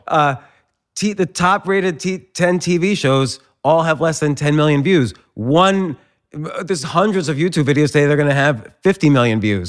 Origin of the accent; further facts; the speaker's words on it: New Jersey, United States; moved away; also born or lived in Pittsburgh; I grew up in, uh, New Jersey